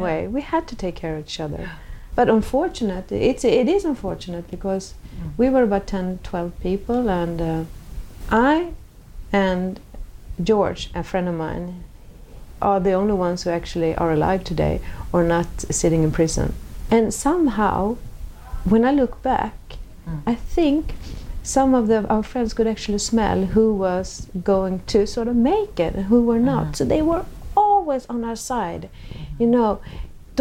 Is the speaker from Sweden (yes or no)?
yes; Sweden; me growing up in Sweden in the 60s